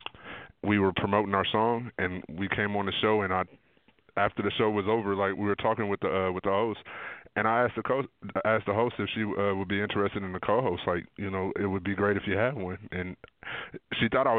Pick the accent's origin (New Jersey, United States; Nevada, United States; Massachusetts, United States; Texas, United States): Nevada, United States; Las Vegas; I'm from Las Vegas